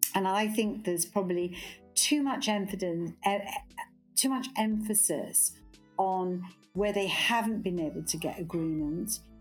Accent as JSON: {"language": "English", "town": "Glasgow", "region": "Scotland", "country": "United Kingdom", "tie": "born or raised there", "moved": "yes", "said": "I'm a Scot by birth, brought up in Glasgow"}